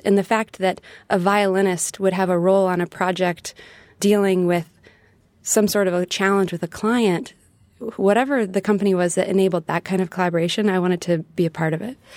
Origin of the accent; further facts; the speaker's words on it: Dallas, Texas, United States; moved away as an adult; also born or lived in Nashville, Tennessee; Growing up in Texas, traveling around to the different parts of Texas